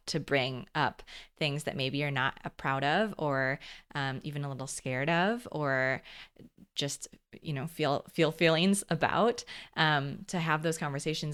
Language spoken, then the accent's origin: English; Midwest, United States; also born or lived in California; back home to the Midwest